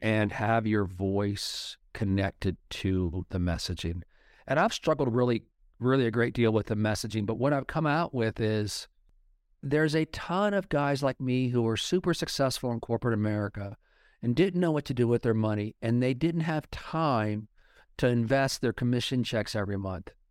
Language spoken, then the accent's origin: English; Oklahoma, United States; when I was growing up in Oklahoma in the eighties